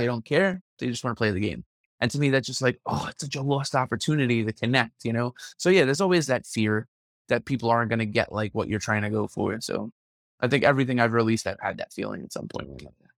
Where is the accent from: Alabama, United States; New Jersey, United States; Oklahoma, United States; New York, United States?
New York, United States; New York City; I'm from Brooklyn. Like, Yeah. I've grown up with people of all different shapes and sizes